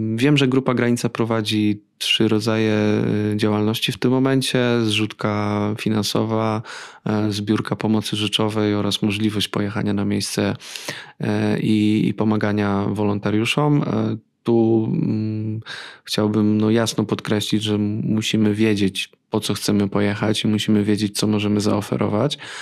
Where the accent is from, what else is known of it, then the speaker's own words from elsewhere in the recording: Radom, Masovian Voivodeship, Poland; ja pochodzę z Radomia. Przez lata moje miasto było synonimem dresiarstwa